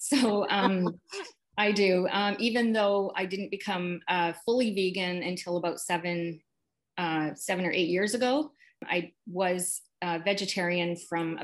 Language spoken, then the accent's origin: English; Regina, Saskatchewan, Canada; now in Vancouver, Canada; I grew up in Regina, Saskatchewan. I'm Canadian, and I currently live in Vancouver, BC.